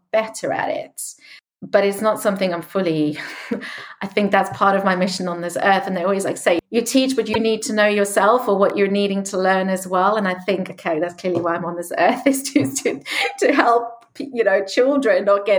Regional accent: South Africa; moved away; I grew up in South Africa

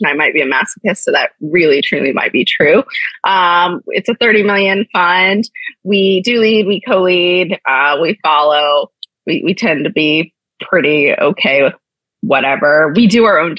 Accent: Ohio, United States; moved away; I'm originally from Ohio

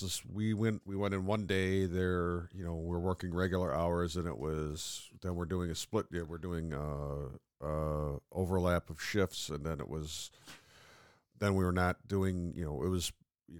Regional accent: upstate New York, United States; accent: mid-Atlantic

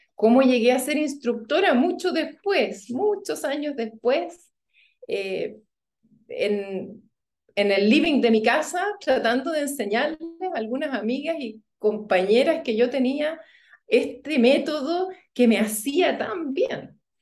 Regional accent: Chile; moved away as an adult; also born or lived in Germany; yo crecí en Chile y fuimos a Alemania a vivir

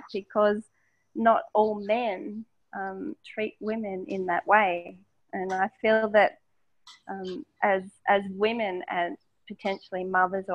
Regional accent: Melbourne, Victoria, Australia; I'm Australian. I grew up in inner city Melbourne

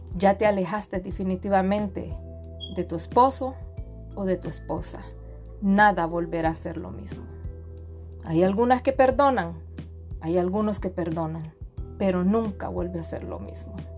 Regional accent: Honduras; soy de Honduras

